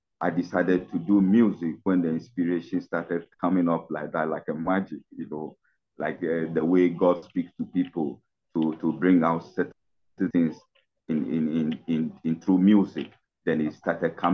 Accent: Ghana; I'm from Ghana, West Africa

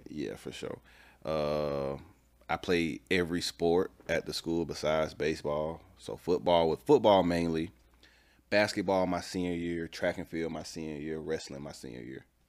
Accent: Atlanta, Georgia, United States; I'm from Atlanta. Uh, the city, to be specifically. Uh, grew up on a little bit of the east side, then we moved to the south side

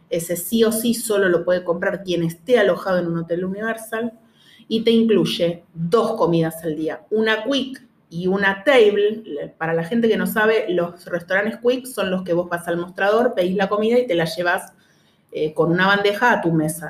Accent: Argentina; nosotros acá somos los tres argentinos

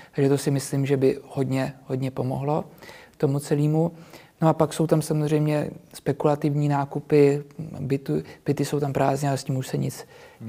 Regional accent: Prague, Czechia; Já narodil jsem se v Praze, většinu životu jsem, ta jsem tady byl, takže já jsem s tou Prahou úplně srostlý

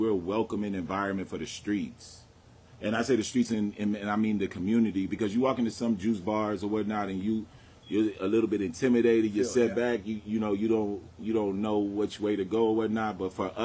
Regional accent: San Antonio, Texas, United States; I'm from Preston. Like my mom went to Wheatley. Well, it was Brackenridge now, but it was Wheatley then. My mom had me literally on Preston.

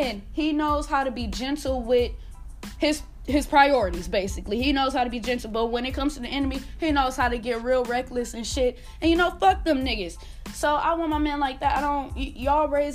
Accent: Milwaukee, Wisconsin, United States; now in Texas, United States; I'm from Milwaukee

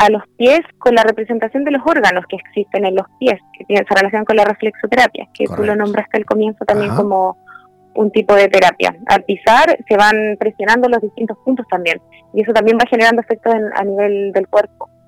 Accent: Santiago, Santiago Metropolitan, Chile; born there; now in Viña del Mar, Chile; Eh, nací en Santiago, pero he vivido en otras ciudades, pero llevo la mayor parte del tiempo aquí.

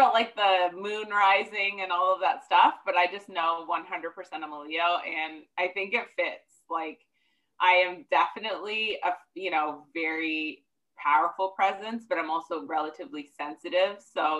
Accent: Ontario, Canada; also born or lived in Athens, Georgia, United States; But I was actually born in Athens, Georgia. So I'm an American and a Canadian.

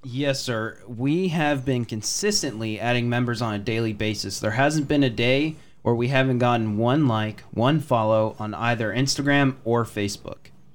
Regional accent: Texas, United States; also born or lived in Waukee, Wisconsin; I was raised in Texas my entire life from about one years old

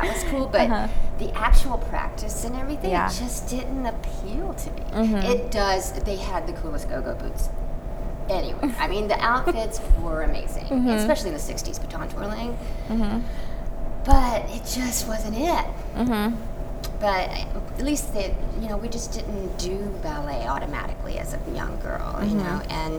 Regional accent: Warner Robins, Georgia, United States; born there; Warner Robins, Georgia, on an Air Force base.

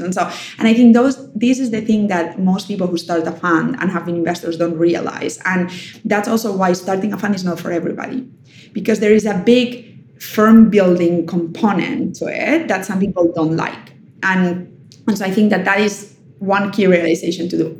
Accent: Germany; moved away; also born or lived in Spain; I was raised in Germany

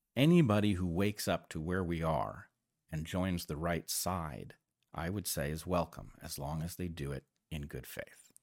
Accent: United States; I grew up very much as an American

